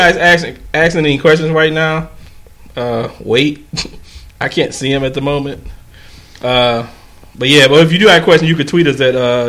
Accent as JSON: {"language": "English", "town": "Detroit", "region": "Michigan", "country": "United States", "said": "we're from Detroit."}